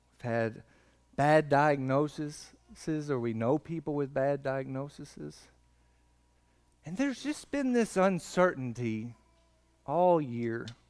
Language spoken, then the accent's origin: English; McQuady, Kentucky, United States; I'm from McQuady